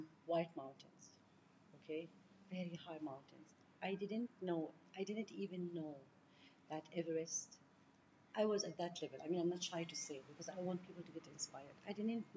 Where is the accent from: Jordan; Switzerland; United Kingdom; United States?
Jordan; I'm from Jordan. We have few mountains